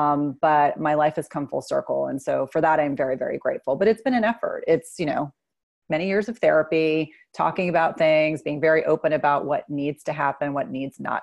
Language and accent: English; New Jersey, United States; I grew up in New Jersey